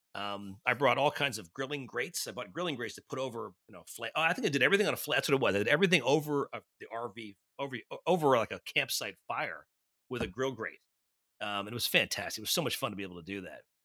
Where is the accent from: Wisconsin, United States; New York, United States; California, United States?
New York, United States; born or raised there